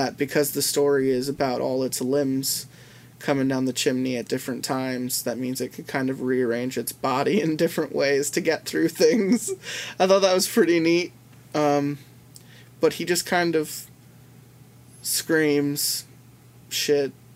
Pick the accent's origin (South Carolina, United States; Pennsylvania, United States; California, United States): Pennsylvania, United States; Growing up in Pennsylvania